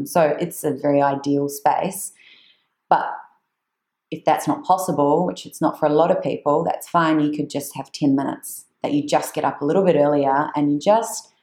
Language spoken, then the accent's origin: English; New Zealand; I'm from New Zealand